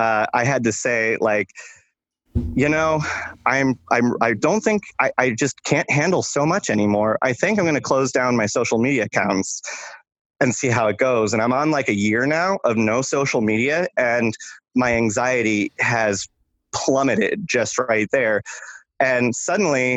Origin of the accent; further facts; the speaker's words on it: Michigan, United States; when I was in high school, I would walk 2 miles to school every day. And I'm from Michigan